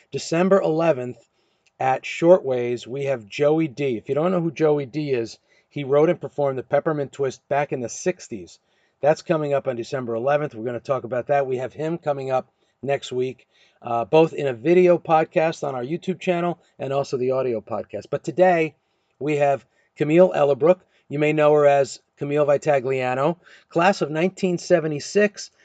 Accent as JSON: {"language": "English", "town": "Hawthorne", "region": "New Jersey", "country": "United States", "tie": "born or raised there", "also_born_or_lived": "Italy", "said": "I moved here when I was four years old from Italy and, and settled in Hawthorne, settled on Post Ave"}